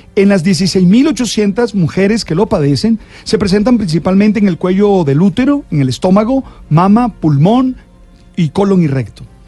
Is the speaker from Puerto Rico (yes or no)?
no; Colombia; nos sentimos orgullosos como colombianos